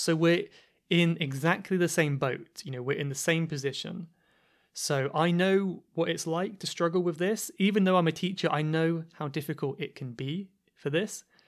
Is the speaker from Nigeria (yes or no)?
no; Cornwall, South West England, United Kingdom; accent: Cornish; I don't know if this is a feature of the Cornish accent or not. I don't know if it is my accent